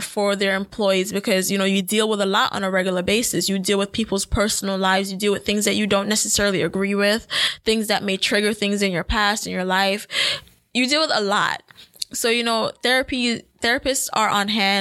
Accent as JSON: {"language": "English", "country": "Jamaica", "said": "as a Jamaican myself"}